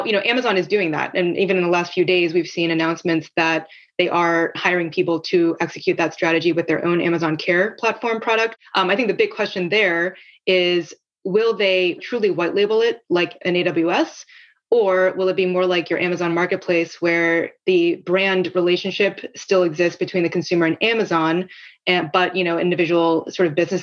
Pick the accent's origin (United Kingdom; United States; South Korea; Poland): South Korea; moved away; I grew up in Korea where there's a national health system.